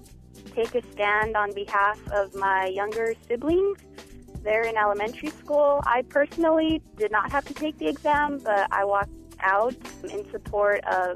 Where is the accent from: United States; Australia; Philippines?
United States; Las Cruces, New Mexico; I am a senior at Las Cruces High School. I'm 18, and I'm from Las Cruces, New Mexico.